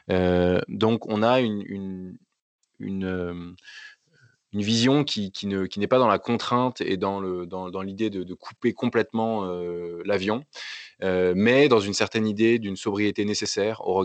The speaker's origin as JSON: {"language": "French", "country": "France", "said": "je suis capable, en tant qu'individu, en tant que Français, de respecter les accords de Paris"}